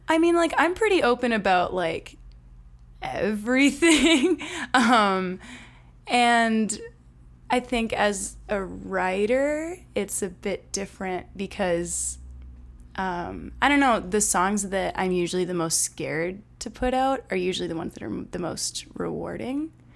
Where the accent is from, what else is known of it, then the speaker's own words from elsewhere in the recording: Winnipeg, Manitoba, Canada; I am from Winnipeg